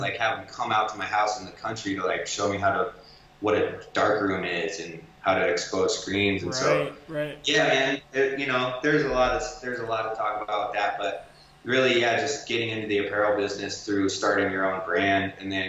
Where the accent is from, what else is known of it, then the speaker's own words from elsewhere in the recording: Sedalia, Missouri, United States; I grew up in Sedalia, which is like way out in the country, and like my dad got me into snowboarding and skateboarding, and it was super unheard of out there.